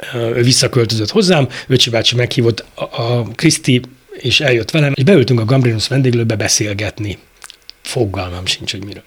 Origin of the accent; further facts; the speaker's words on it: Budapest, Hungary; ebben nőttem fel a, a pongrász telepen nálunk